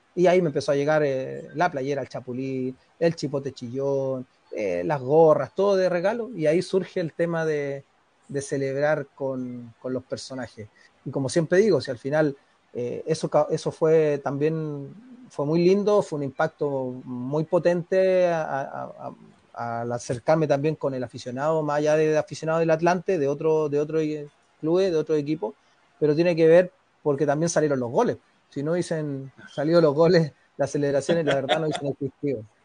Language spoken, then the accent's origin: Spanish; Santiago, Santiago Metropolitan Region, Chile; moved away as an adult; also born or lived in Viña del Mar, Chile / Mexico / Argentina / Cyprus; yo nací en Viña del Mar, eh, pero me fui muy chico a, a Santiago con, la familia. A los cinco años